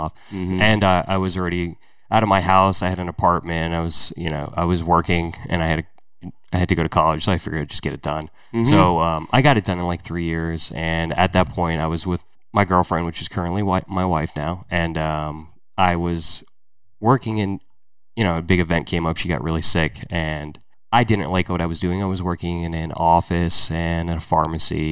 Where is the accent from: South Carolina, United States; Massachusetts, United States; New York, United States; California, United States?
New York, United States; Yonkers; moved away as an adult; also born or lived in Valhalla, New York / Allentown, Pennsylvania / Montgomery County, Pennsylvania; I was born in Valhalla, New York. So I'm originally from Yonkers, New York